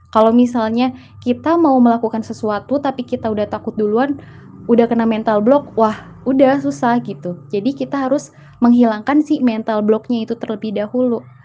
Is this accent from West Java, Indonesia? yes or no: yes; Ciamis, West Java, Indonesia; moved away as an adult; now in Bandung, Indonesia; saya asal dari Ciamis, eh, tapi tinggalnya di Bandung